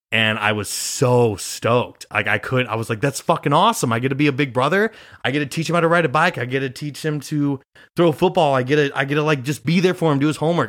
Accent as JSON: {"language": "English", "town": "Grand Island", "region": "Nebraska", "country": "United States", "tie": "born or raised there", "moved": "as an adult", "lives_now": "New York, United States", "said": "I'm from Grand Island, Nebraska"}